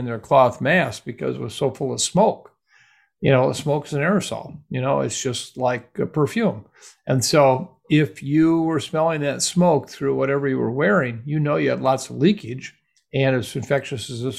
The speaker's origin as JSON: {"language": "English", "region": "Iowa", "country": "United States", "tie": "born or raised there", "also_born_or_lived": "Minnesota", "moved": "yes", "said": "my hometown Iowa folks"}